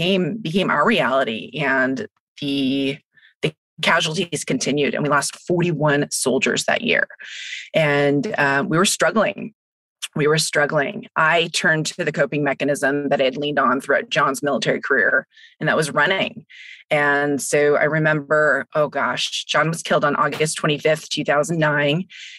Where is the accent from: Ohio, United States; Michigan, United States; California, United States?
California, United States; Northern; moved away as an adult; also born or lived in Santa Barbara, California / Hawaii / Fort Benning, Georgia / Louisiana; I am from Northern California, and my husband and I grew up in the same small town.